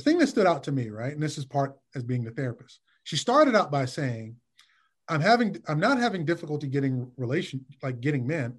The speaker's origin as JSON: {"language": "English", "town": "Detroit", "region": "Michigan", "country": "United States", "tie": "born or raised there", "also_born_or_lived": "New York", "moved": "yes", "lives_now": "Washington, D.C., United States", "said": "I was born and raised in Detroit and in the Midwest."}